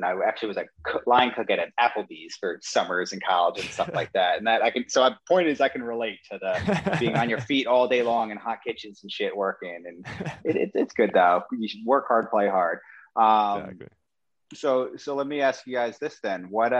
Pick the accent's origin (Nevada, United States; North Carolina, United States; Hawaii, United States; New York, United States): New York, United States; Orange County; moved away as an adult; also born or lived in Hoboken, New Jersey; now in Bergen County, New Jersey, United States; I grew up in, people call it upstate, but I live in Orange County. It's like 45 minutes north of New York City.